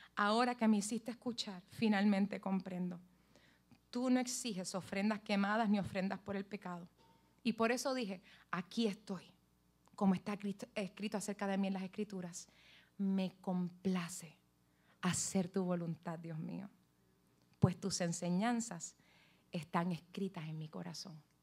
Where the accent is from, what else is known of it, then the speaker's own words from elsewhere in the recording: Puerto Rico; como somos todos puertorriqueños aquí